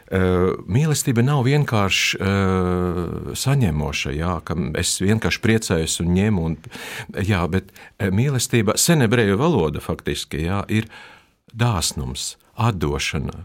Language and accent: Latvian; Latgale, Latvia; first language Russian; Latvian is a second language; palikām Latgalē. Un pēc tam mēs asimilējamies. Pasē ir rakstīts, ka es esmu Krievs, bet es esmu Latvijas